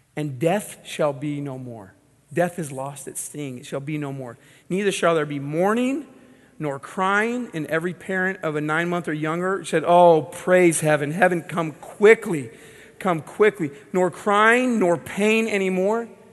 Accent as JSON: {"language": "English", "region": "Southern California", "country": "United States", "tie": "born or raised there", "said": "I grew up in Southern California"}